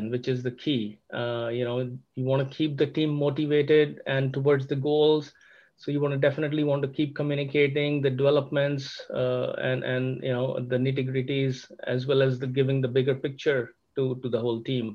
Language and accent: English; India; moved away as an adult; also born or lived in Germany; now in Sugar Land, United States; I'm actually originally from India. I have studied in India